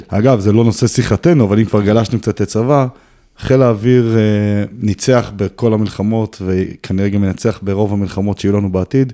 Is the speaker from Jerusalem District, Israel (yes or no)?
no; Kiryat Tivon, Haifa District, Israel; נולדתי וגדלתי את רוב שנות חיי ביישוב הכי פסטורלי אולי שיש בארץ, קריית טבעון